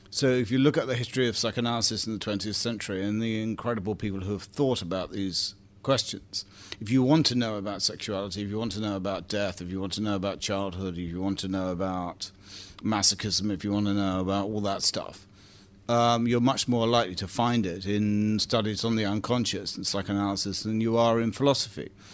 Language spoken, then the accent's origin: English; Bromley, London, United Kingdom; I come from Bromley